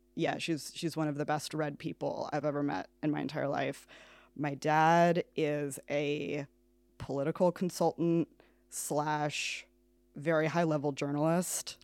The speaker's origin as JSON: {"language": "English", "town": "New York City", "region": "New York", "country": "United States", "moved": "as an adult", "lives_now": "Kilkenny, Ireland", "said": "I am from New York City"}